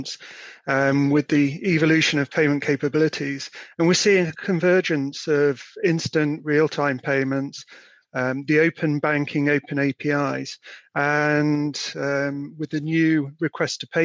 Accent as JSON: {"language": "English", "region": "Yorkshire and the Humber", "country": "United Kingdom", "moved": "yes", "lives_now": "Chester, United Kingdom", "said": "I am a Yorkshireman"}